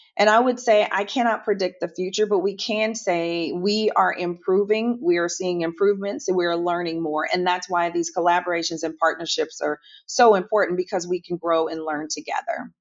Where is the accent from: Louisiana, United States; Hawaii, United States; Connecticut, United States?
Louisiana, United States; New Orleans; now in Houston, United States; I am originally from New Orleans, Louisiana. I am based in Houston